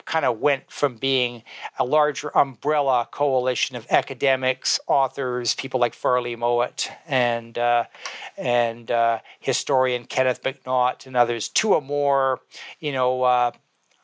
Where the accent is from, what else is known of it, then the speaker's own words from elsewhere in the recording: Montreal, Quebec, Canada; I remember as a child growing up in Montreal. I was in grade one, and on our streets in Montreal